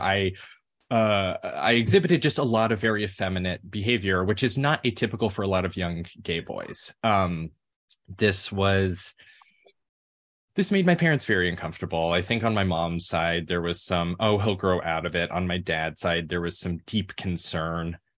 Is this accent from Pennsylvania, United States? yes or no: no; Memphis, Tennessee, United States; I grew up in Memphis, Tennessee